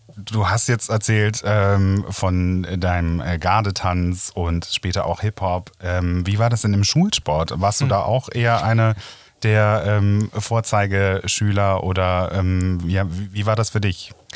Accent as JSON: {"language": "German", "region": "Rhineland", "country": "Germany", "said": "Ich als Rheinländer"}